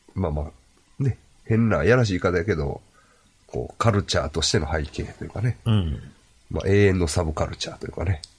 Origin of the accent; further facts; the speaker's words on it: Ashiya, Hyogo, Japan; 僕も芦屋出身ですから、はい、西宮神社にはまあ、まあ、よう、よう行ったというか、ちっちゃい頃からね